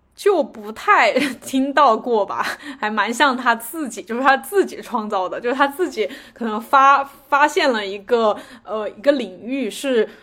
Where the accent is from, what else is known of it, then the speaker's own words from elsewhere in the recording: China; 我们中国人